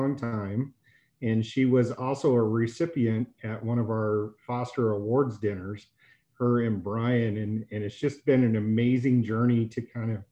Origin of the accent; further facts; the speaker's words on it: Denver, Colorado, United States; I was born in Denver General